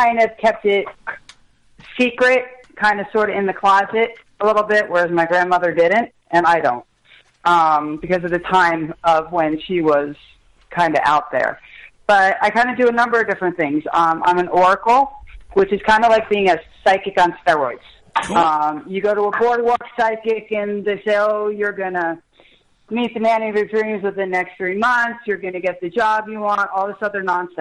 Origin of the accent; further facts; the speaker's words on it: Colts Neck, New Jersey, United States; I grew up in Colts Neck